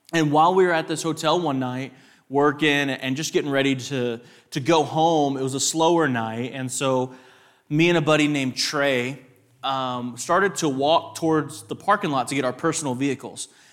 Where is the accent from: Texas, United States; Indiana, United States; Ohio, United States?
Texas, United States; West; a West Texas raised man.